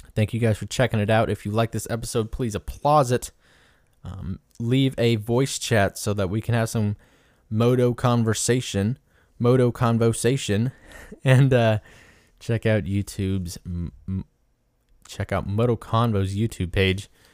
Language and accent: English; Indianola, Iowa, United States; at the farm, M X in Indianola, Iowa, which is my hometown.